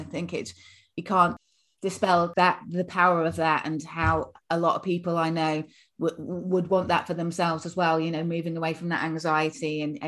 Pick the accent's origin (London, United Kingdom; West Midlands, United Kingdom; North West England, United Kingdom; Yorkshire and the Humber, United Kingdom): Yorkshire and the Humber, United Kingdom; I'm from Yorkshire originally.